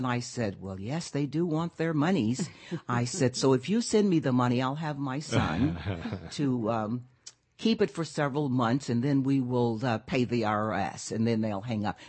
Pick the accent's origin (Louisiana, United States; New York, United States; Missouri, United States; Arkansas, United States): Arkansas, United States; Pine Bluff; my hometown, I'm from Pine Bluff, Arkansas